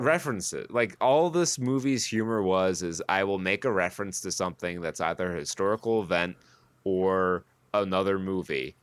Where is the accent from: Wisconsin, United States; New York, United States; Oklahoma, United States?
New York, United States; Saratoga County; I grew up in Saratoga County, where the Battle of Saratoga happened